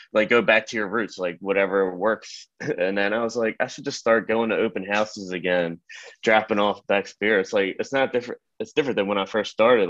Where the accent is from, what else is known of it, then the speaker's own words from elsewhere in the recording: Glen Burnie, Maryland, United States; also born or lived in Baltimore, Maryland / Baltimore County, Maryland; I grew up in Anne Arundel County, went to Glen Burnie High School, and now I'm living in Baltimore County.